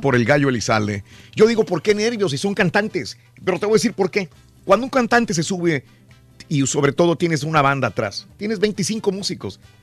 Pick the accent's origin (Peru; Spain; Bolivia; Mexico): Mexico; los que crecimos en México